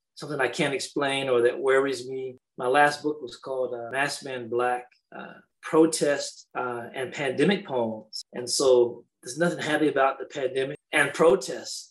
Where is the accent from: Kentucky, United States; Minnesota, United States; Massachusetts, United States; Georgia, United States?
Kentucky, United States; Danville; my hometown of Danville